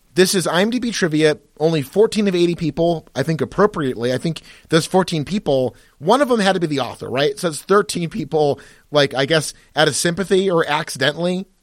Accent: United States; we're both American

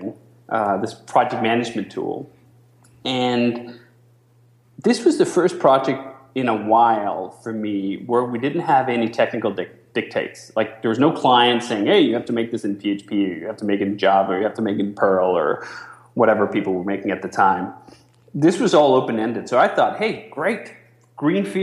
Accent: Denmark; moved away as an adult; now in United States

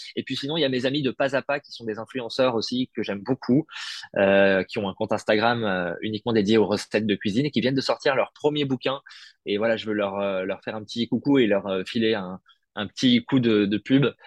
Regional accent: Paris, Île-de-France, France; je suis né à Paris

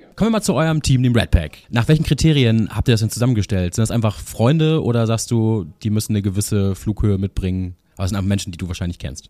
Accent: Freiburg im Breisgau, Baden-Württemberg, Germany; ich bin äh, aufgewachsen ja in Freiburg im Breisgau

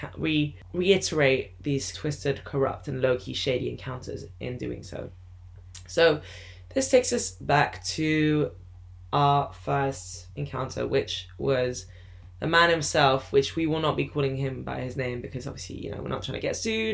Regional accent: London, United Kingdom; moved away; also born or lived in France; I was born in London and grew up partially in France

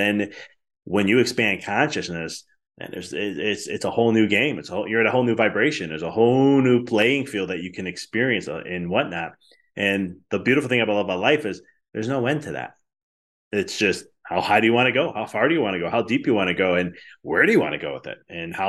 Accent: Chicago, Illinois, United States; Like I experienced this when I moved from Chicago and I went to school at Arizona for a little bit.

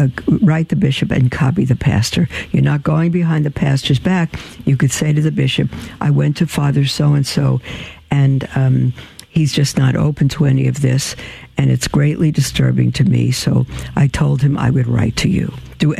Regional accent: Tulsa, Oklahoma, United States; now in Beloit, United States; I came from Tulsa. We're in Beloit, Kansas now, and I haven't yet had experience with Catholic Charities in the Diocese of Salina.

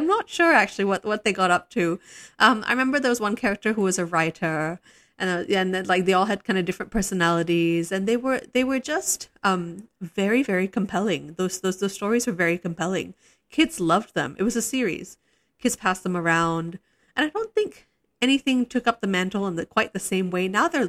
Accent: Singapore; when I was growing up in Singapore, and a lot of people from my generation speak very nostalgically about this

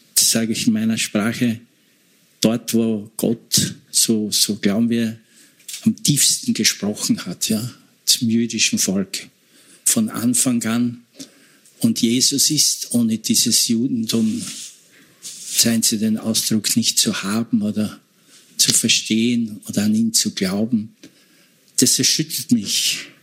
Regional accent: Eastern Styria, Austria; ich komme aus Oststeiermark, da war Frontgebiet

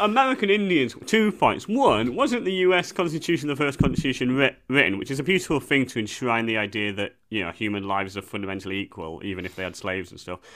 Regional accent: England, United Kingdom; as a white English person

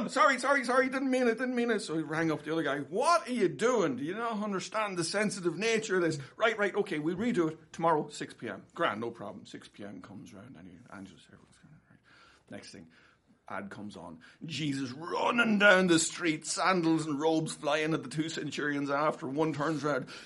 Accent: Trim, County Meath, Ireland; It's a, another interesting thing about where I'm from. I'm from County Meath.

